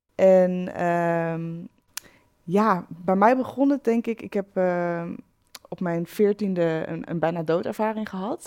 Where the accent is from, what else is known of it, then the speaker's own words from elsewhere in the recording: Achterhoek, Gelderland, Netherlands; Ik kom uit de Achterhoek